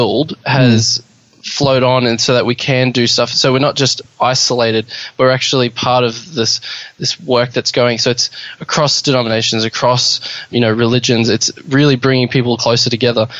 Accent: Brisbane, Queensland, Australia; moved away as an adult; now in Toowoomba, Australia; I'm from Brisbane, and it's a bit bigger there.

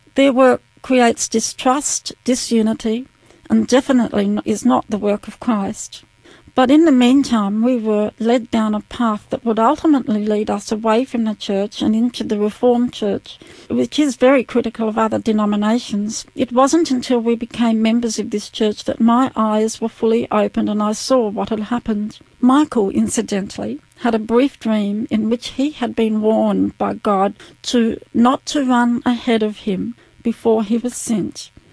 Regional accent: Adelaide, South Australia, Australia; also born or lived in Mount Gambier / Mount Barker; I was uh, born in Adelaide and uh, we lived for a little while in Mount Gambier and then we moved from Mount Gambier to Adelaide. I grew up in Adelaide.

